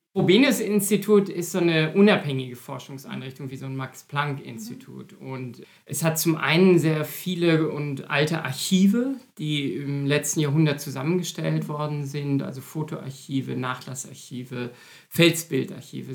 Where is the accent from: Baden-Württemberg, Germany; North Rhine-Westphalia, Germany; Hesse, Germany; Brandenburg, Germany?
North Rhine-Westphalia, Germany; Münster; moved away as an adult; also born or lived in Berlin / Heidelberg / Tübingen; now in Frankfurt, Germany; Ich komme aus Münster, nur eine Autostunde entfernt hier von Bochum und habe dort auch angefangen zu studieren